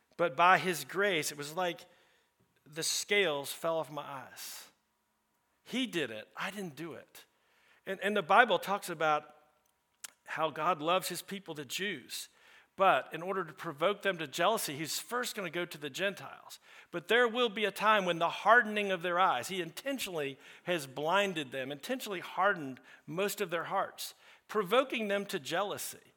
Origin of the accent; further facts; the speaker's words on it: the South, United States; I'm also from the South